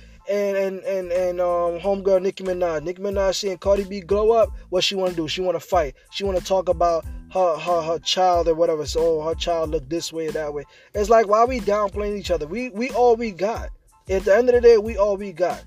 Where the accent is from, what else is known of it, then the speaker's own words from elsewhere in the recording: New York City, New York, United States; growing up in Brooklyn, you know, especially on Flatbush